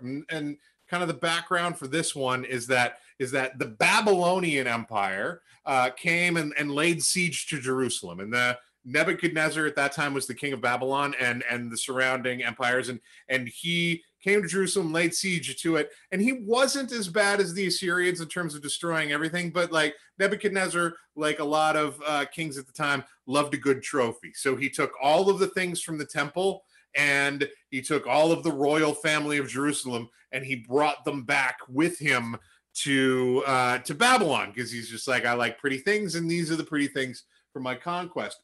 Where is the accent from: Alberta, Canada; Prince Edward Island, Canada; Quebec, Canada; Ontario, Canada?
Prince Edward Island, Canada; Charlottetown; now in Edmonton, Canada; I grew up outside Charlottetown, Prince Edward Island